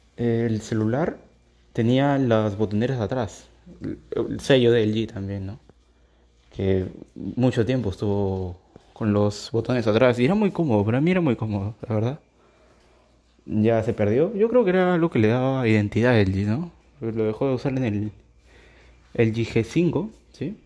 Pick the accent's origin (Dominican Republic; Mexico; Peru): Peru; yo soy de Perú